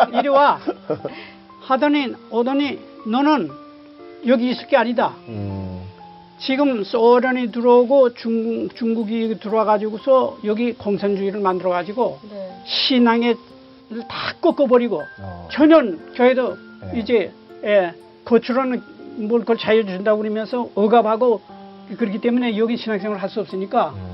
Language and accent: Korean; Sakju, North Pyongan, North Korea; also born or lived in Sonchon; now in South Korea; 우리 북한 평안북도 삭주라는 곳에서 제가 이제 자랐어요